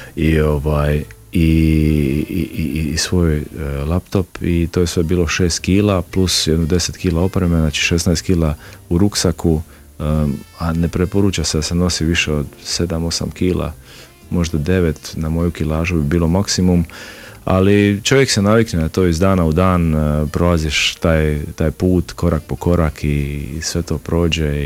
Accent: Šibenik, Šibenik-Knin County, Croatia; kod nas u Šibeniku

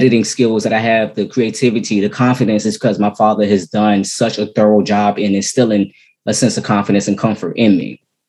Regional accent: Maryland, United States; also born or lived in Washington, D.C. / Virginia; I'm actually from Maryland. I was born in D.C.

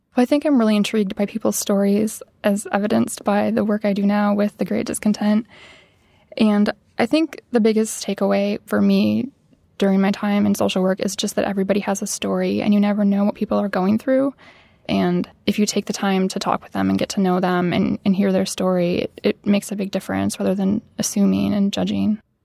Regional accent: Midwest, United States; growing up in the Midwest

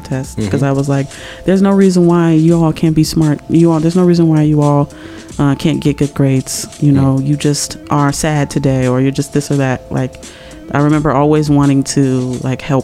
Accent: Chicago, Illinois, United States; born and raised on the southeast side of Chicago

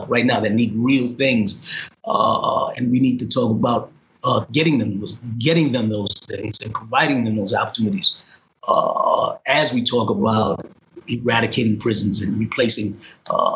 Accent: New York City, New York, United States; I grew up in the South Bronx

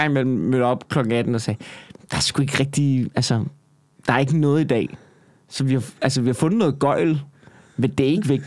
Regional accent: Copenhagen, Capital Region of Denmark, Denmark; jeg voksede op ude på Amager, ikke? Ja. Mine forældre, de boede øh, i Rødehøj, midt på Amager, ikke? Mm. i en andelsbyggeri

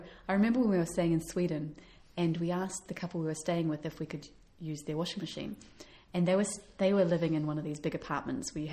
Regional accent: New Zealand; moved away; we're from New Zealand

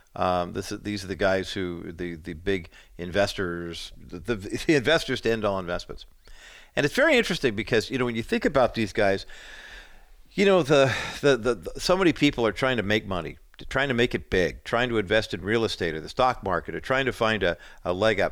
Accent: Whittier, California, United States; They were neighbors when we were growing up in Whittier, and I was two, and Linda was four when we moved into that neighborhood

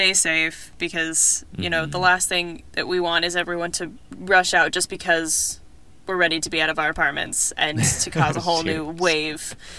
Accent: Idaho, United States; moved away as an adult; now in Texas, United States; I'm so proud of my home state.

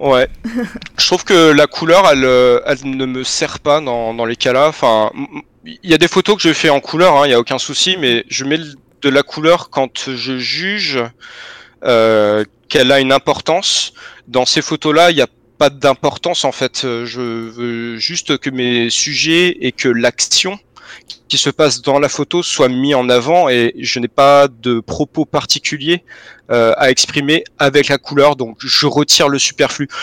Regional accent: Vandœuvre-lès-Nancy, Grand Est, France; moved away; also born or lived in Belgium; à Nancy avant d'œuvre, ma ville natale

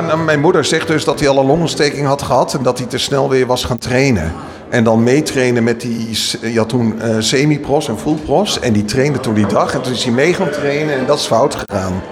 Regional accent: Utrecht, Netherlands; wij komen dan uit Utrecht

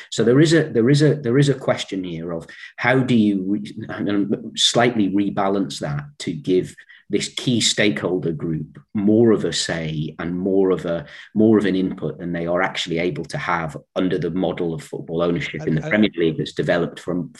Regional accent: Newcastle upon Tyne, North East England, United Kingdom; when I was a child growing up in Newcastle

